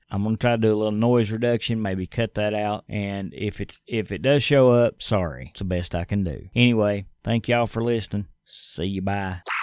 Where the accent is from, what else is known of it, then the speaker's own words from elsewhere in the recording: United States; As an American